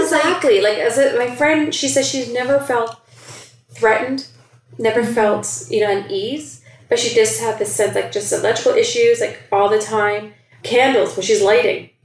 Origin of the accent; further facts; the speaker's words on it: Toronto, Ontario, Canada; growing up in Scarborough